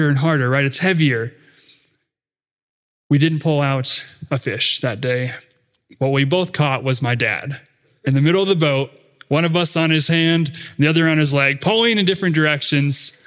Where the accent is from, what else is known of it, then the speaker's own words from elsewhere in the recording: Rapid City, South Dakota, United States; where I grew up in Rapid City, South Dakota